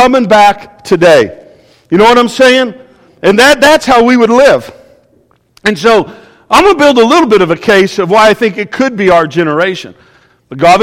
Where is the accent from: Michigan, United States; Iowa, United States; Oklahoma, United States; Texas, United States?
Oklahoma, United States; I'm from Oklahoma